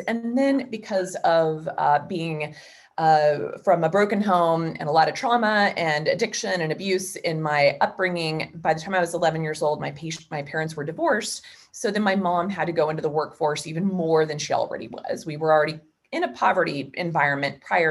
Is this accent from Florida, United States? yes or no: no; Wichita, Kansas, United States; I was born and raised in Wichita, Kansas.